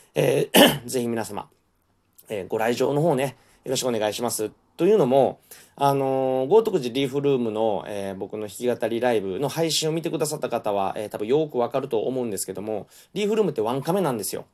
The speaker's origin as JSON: {"language": "Japanese", "region": "Kansai", "country": "Japan", "accent": "Kansai-ben", "said": "関西弁のノリ"}